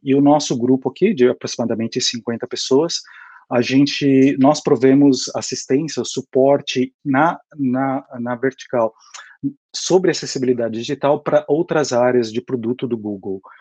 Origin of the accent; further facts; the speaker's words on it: Brazil; moved away as an adult; now in United States; eu, como vocês podem perceber pelo pelo meu sotaque, eu sou brasileiro, mas eu moro aqui nos Estados Unidos há mais ou menos oito anos e meio.